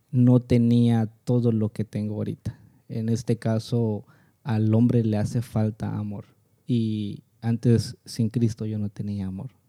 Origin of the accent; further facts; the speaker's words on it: San Mateo del Mar, Oaxaca, Mexico; soy originario de San Mateo del Mar, a 30 minutos de Salina Cruz.